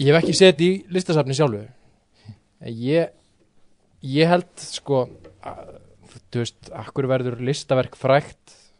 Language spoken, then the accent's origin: Icelandic; Álftanes, Capital Region, Iceland; ég er frá Altanis sko, ég er ekki Garðabætt